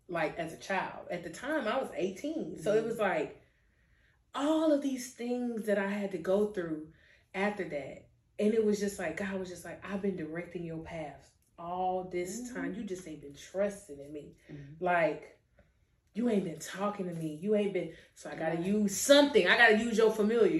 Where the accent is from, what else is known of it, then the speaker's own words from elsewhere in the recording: Pensacola, Florida, United States; every time I left Pensacola, every single time I came back